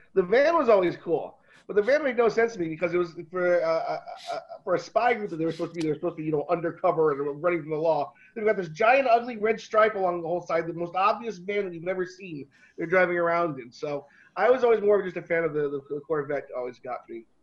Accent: Florida, United States; moved away; also born or lived in New York; being a Floridian and growing up in Florida

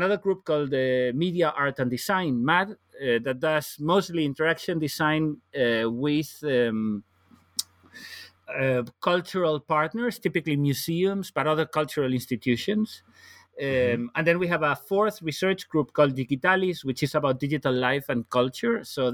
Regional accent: Galicia, Spain; English is a second language; moved away as an adult; now in Copenhagen, Denmark; I'm originally from Spain, from the northwest of Spain. So I'm Galician

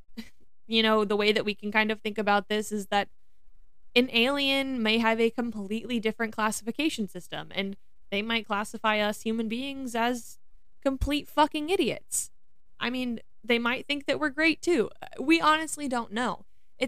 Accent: Missouri, United States; I'm from the Midwest, I'm from Missouri, and we say possum, not opossum

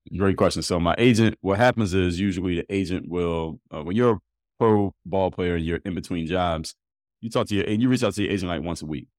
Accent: Philadelphia, Pennsylvania, United States; I'm from Philly.

